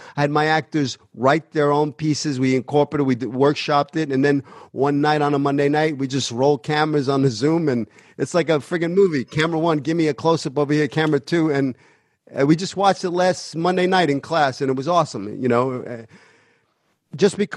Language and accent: English; New York City, New York, United States; moved away; I'm from Brooklyn